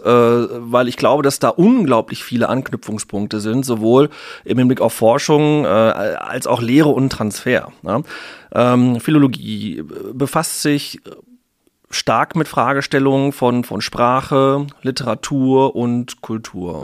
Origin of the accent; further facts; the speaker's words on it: North Rhine-Westphalia, Germany; moved away as an adult; also born or lived in Ruhr area / Münster / Dortmund; tatsächlich komme ich aus Ostwestfalen